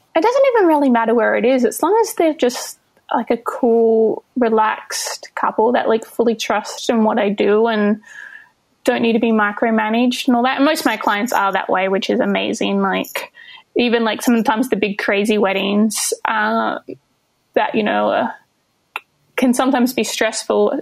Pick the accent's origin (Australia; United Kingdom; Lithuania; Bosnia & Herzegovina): Australia; Albany, Western Australia; moved away as an adult; also born or lived in Melbourne, Australia; now in New York City, United States; I was in Melbourne before uh, before I jumped over here, but I'm originally from Albany in Western Australia